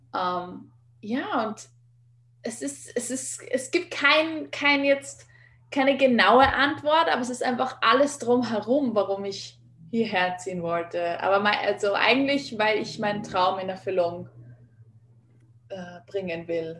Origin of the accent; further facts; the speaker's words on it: Vienna, Austria; moved away as an adult; now in Los Angeles, United States; Ich bin ursprünglich aus Wien, geboren und aufgewachsen, bin halb Kubanerin